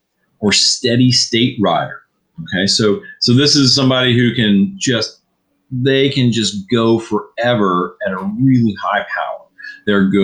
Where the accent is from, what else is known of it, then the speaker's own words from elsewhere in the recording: Virginia, United States; I'm from Virginia